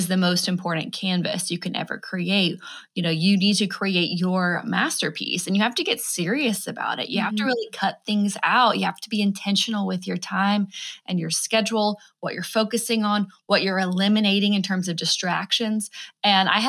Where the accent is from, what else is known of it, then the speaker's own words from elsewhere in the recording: Alabama, United States; moved away as an adult; also born or lived in New York City, United States; I'm originally from Alabama and moved up there